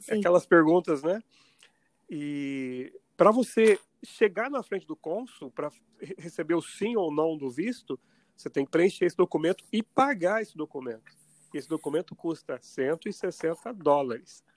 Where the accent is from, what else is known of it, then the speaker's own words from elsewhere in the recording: Poços de Caldas, Minas Gerais, Brazil; moved away as an adult; also born or lived in São Paulo; now in Mount Vernon, United States; eu nasci em Poços de Caldas